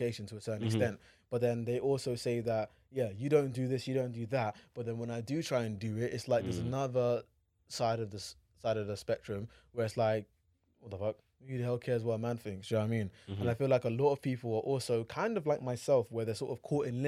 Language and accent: English; Abeokuta, Ogun State, Nigeria; I'm from Abeokuta.